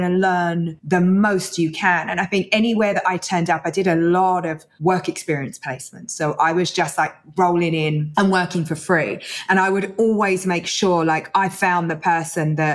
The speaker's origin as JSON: {"language": "English", "region": "London", "country": "United Kingdom", "tie": "born or raised there", "said": "I was born in East London"}